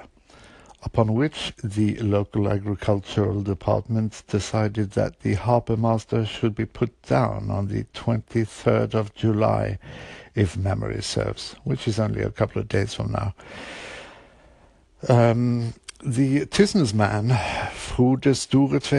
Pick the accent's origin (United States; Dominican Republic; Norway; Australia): Norway; Bergen, Vestland; English is a second language; my hometown, Bergen